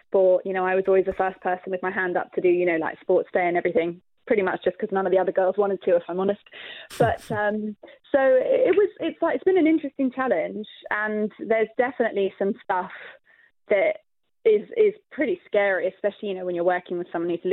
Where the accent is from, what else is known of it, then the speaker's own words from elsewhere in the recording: London, United Kingdom; I grew up in a council house, you know, I was raised in South London